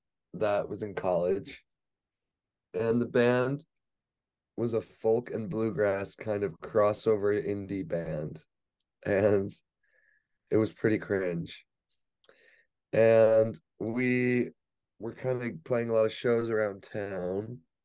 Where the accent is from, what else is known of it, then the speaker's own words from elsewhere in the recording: Detroit, Michigan, United States; moved away as an adult; also born or lived in Redford / Plymouth / Chicago; now in Los Angeles, United States; I'm from Detroit. I'm from